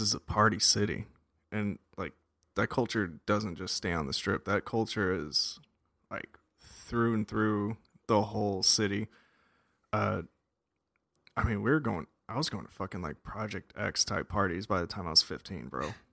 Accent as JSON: {"language": "English", "town": "Las Vegas", "region": "Nevada", "country": "United States", "tie": "born or raised there", "moved": "yes", "said": "I grew up in Las Vegas, Nevada"}